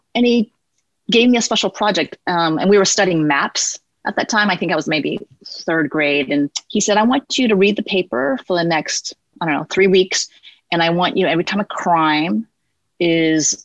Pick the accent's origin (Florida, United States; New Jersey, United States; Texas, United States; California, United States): California, United States; San Francisco; I am born and raised in San Francisco